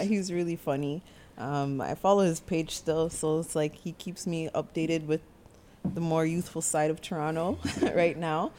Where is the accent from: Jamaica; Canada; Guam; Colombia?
Jamaica; I'm Jamaican